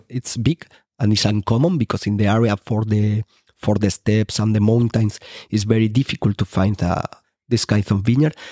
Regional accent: Rubielos de Mora, Aragon, Spain; English is a second language; planting, um, a few hectares in my hometown

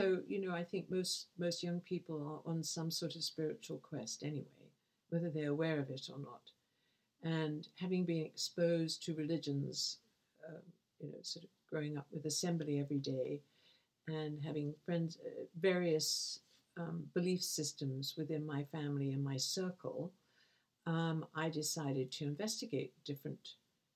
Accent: Essex, London, United Kingdom; where I'm from, which used to be Essex, which is now part of London

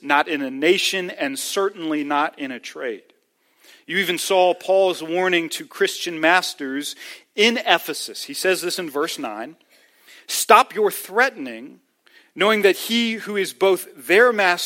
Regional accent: the North, United States; as a Northerner

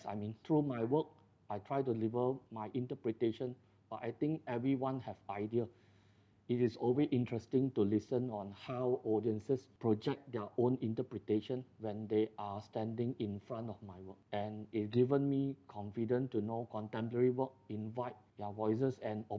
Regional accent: Malaysia; as a Malaysian, I think I'm pretty proud of a Malaysian

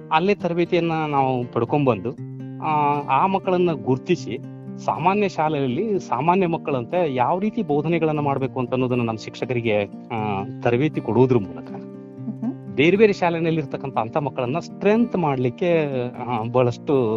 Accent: Ron, Karnataka, India; ನಂದು ಸ್ಥಳೀಯ ಊರದಾಗಿರೋದ್ರಿಂದ

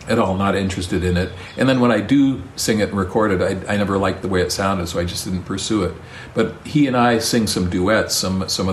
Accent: Ukiah, California, United States; we grew up in Ukiah

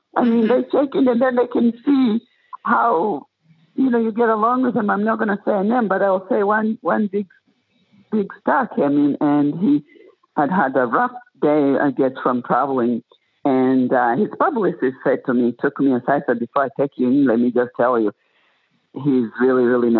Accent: Tanzania; born there; And so I told him I was born in Tanzania.

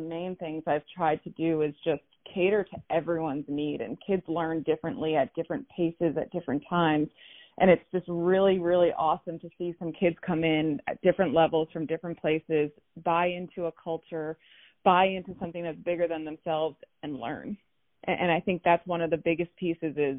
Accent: Plainview, New York, United States; I grew up in Plainview, so I played in some local leagues, the PAL, small towns on Long Island

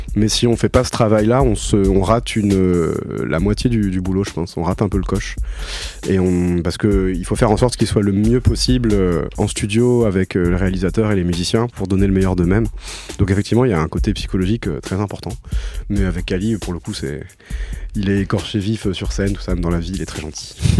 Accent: Toulouse, Occitania, France; also born or lived in Paris; je viens de, Toulouse à la base. Enfin, je suis né à Paris, mais j'ai toujours vécu à Toulouse

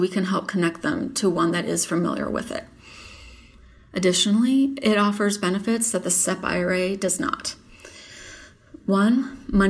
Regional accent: Michigan, United States; moved away as an adult; also born or lived in Dallas, Texas; now in McKinney, United States; I grew up in Michigan and earned a Bachelor of Science degree from Eastern Michigan University. About a month after graduation, I packed up a U-Haul and moved to Dallas

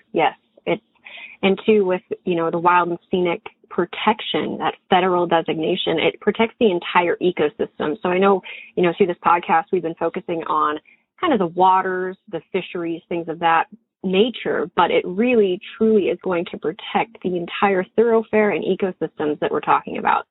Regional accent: Montana, United States; I admittedly am born and raised in Montana

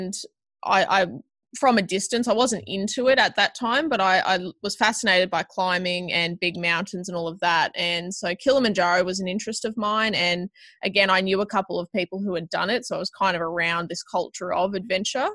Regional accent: Toowoomba, Queensland, Australia; I grew up in Toowoomba

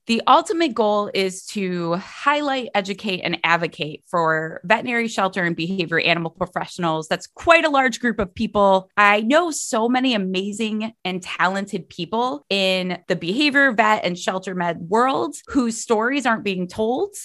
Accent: Cleveland, Ohio, United States; I'm from Cleveland, Ohio always have lived here.

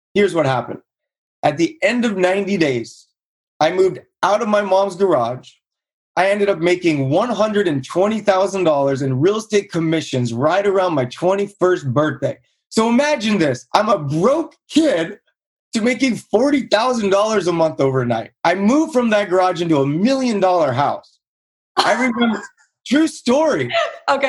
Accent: Buena Park, California, United States; grew up in Buena Park, California, played sports my whole life.

